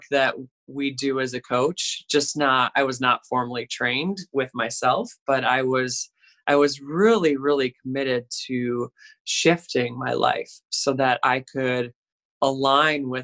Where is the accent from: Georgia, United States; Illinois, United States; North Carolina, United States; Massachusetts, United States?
Illinois, United States; Chicago; I'm from Chicago